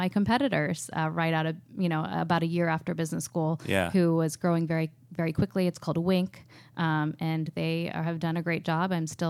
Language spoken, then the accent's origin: English; Pittsburgh, Pennsylvania, United States; also born or lived in New York / Los Angeles; No, I grew up in Pittsburgh, went to NYU for college, majored in finance and worked at hedge funds for about 6 years in New York and LA.